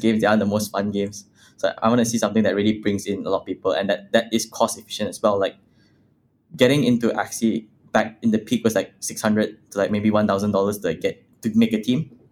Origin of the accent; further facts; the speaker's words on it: Malaysia; I come from Malaysia, which is, like, a third world country.